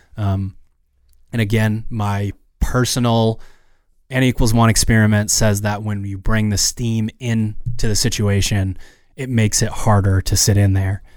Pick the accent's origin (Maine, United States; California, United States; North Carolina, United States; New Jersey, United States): Maine, United States; we're from Maine